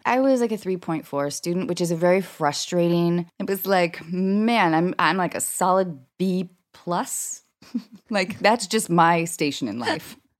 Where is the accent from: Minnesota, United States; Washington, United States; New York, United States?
Washington, United States; Seattle; moved away; I grew up in Seattle